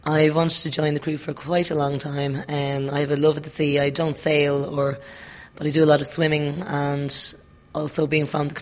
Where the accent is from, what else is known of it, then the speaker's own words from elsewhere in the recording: Dún Laoghaire, Leinster, Ireland; I am from Dunleary